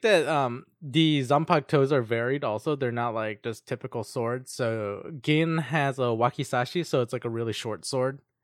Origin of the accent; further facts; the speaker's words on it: United States; I'm just an American